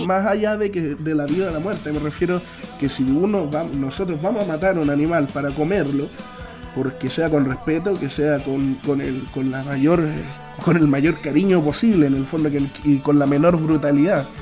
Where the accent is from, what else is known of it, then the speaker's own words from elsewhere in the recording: Chile; nosotros como chilenos